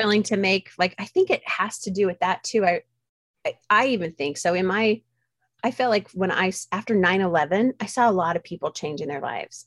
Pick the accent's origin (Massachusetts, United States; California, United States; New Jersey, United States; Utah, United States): Utah, United States; I grew up very isolated in Utah